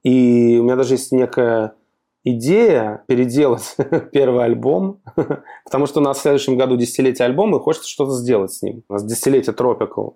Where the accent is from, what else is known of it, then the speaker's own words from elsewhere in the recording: Russia; мы из России